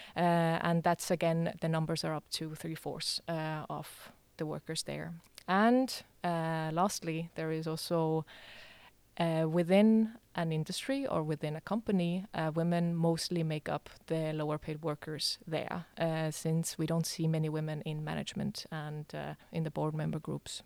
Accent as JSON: {"language": "English", "country": "Estonia", "also_born_or_lived": "Denmark", "moved": "as an adult", "lives_now": "Aarhus, Denmark", "said": "I come from Estonia, uh, but I have, uh, lived here in Denmark"}